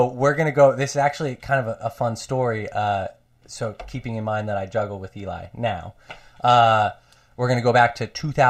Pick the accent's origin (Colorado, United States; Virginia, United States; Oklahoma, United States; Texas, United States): Colorado, United States; moved away as an adult; also born or lived in Arcata, California; I grew up in Colorado.